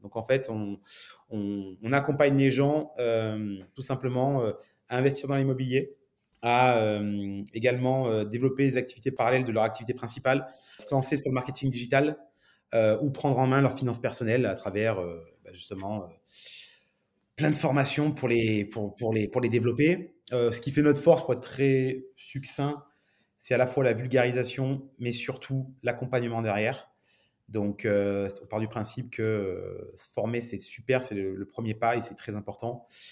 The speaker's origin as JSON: {"language": "French", "town": "Nice", "region": "Provence-Alpes-Côte d'Azur", "country": "France", "also_born_or_lived": "Montreal, Canada", "said": "je suis niçois d'origine, donc un, bon sudiste"}